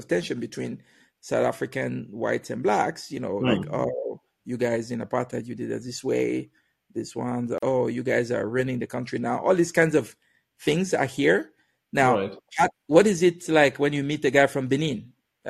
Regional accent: Germany; Me and my friend that we came from Germany.

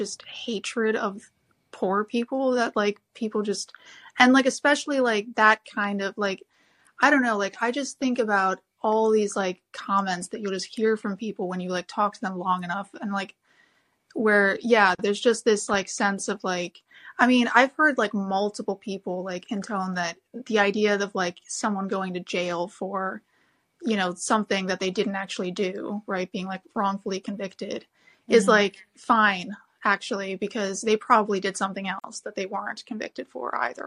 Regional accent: Chicago, Illinois, United States; now in Sweden; I grew up in Chicago taking the Red Line, and, like, you know, now sort of living in Sweden

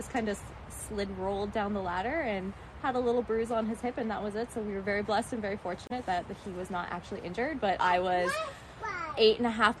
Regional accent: Mission, British Columbia, Canada; I'm from Mission, BC

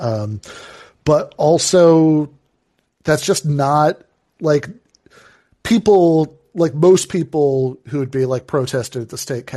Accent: Michigan, United States; my home state of Michigan

